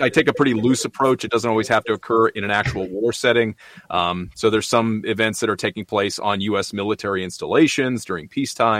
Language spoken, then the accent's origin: English; United States; I'm an American